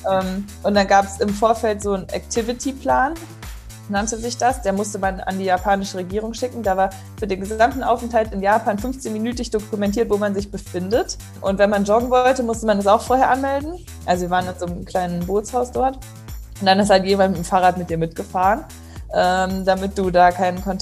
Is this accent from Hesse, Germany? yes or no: yes; Kassel, Hesse, Germany; now in Karlsruhe, Germany; ich bin 27 Jahre alt, ich komme aus Kassel, wohne mittlerweile in Karlsruhe